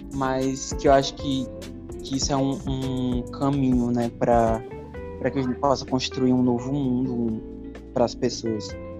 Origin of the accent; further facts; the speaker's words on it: Natal, Rio Grande do Norte, Brazil; eu sou daqui de Natal mesmo